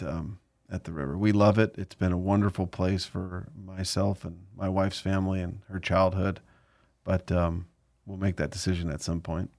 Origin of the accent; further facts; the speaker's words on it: Southern California, United States; growing up in Southern California